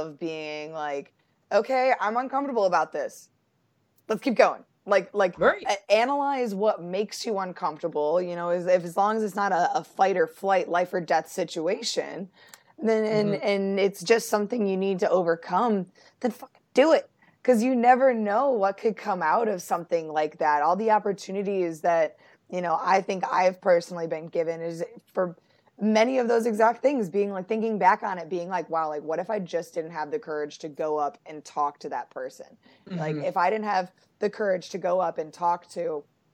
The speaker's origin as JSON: {"language": "English", "town": "Buffalo", "region": "New York", "country": "United States", "moved": "yes", "lives_now": "North Carolina, United States", "said": "I'm from Buffalo"}